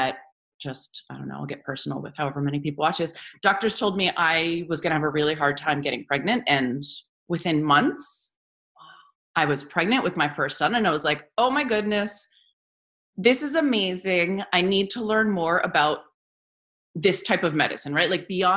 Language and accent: English; New Jersey, United States; I grew up here in New Jersey